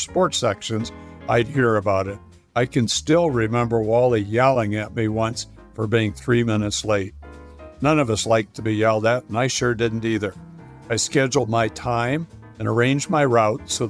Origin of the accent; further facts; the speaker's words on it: Iowa, United States; Growing up in Iowa